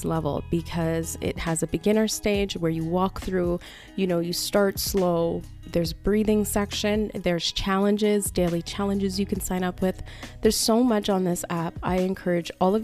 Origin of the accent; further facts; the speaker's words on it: Canada; I'm Canadian